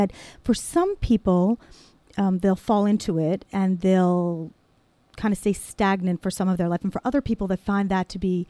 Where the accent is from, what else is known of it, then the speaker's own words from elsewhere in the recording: Cliffside Park, New Jersey, United States; I grew up in Cliffside Park, New Jersey.